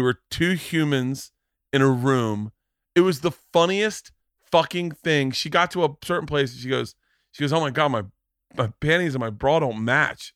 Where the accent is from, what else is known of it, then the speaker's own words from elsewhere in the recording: Florida, United States; growing up in Florida too, strip clubs were like kinda second nature to us.